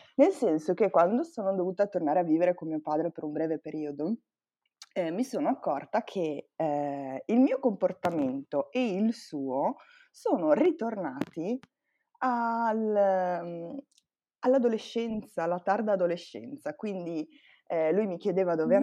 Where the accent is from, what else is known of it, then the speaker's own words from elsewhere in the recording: Pigozzo, Italy; quando ero ragazzina vivevo a Pigozzo, che per chi non lo sapesse è un paese in culo ai lupi